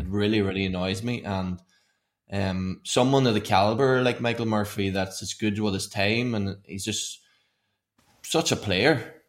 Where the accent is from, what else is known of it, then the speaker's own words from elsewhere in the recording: Donegal, Ulster, Ireland; I'm from Donegal